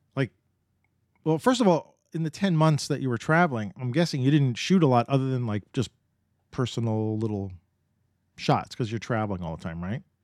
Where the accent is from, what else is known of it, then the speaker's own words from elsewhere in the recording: New York, United States; And I grew up in New York